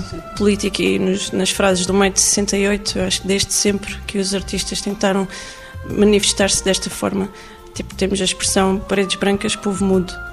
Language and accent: Portuguese; Algarve, Portugal; eu cresci no Algarve